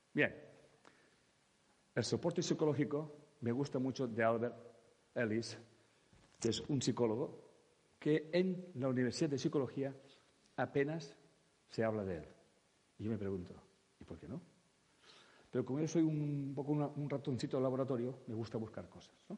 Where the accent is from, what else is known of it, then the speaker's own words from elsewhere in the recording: Catalonia, Spain; yo como catalán vivo en una parte de España